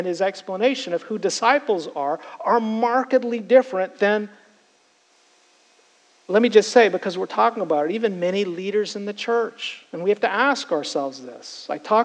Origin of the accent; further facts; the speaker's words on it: Canada; now in United States; I was Canadian. I'm now an American citizen